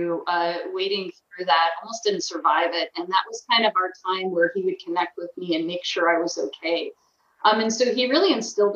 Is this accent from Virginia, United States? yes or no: yes; Centreville, Virginia, United States; I grew up in Northern Virginia, in a suburb of a Washington, D.C. suburb, Centerville, Virginia